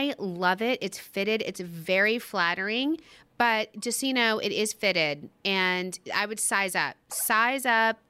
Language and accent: English; Texas, United States; now in Long Island, United States; I'm from Texas and also old